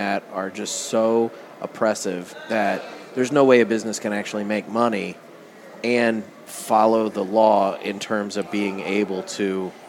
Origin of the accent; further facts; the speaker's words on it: Illinois, United States; we come from Illinois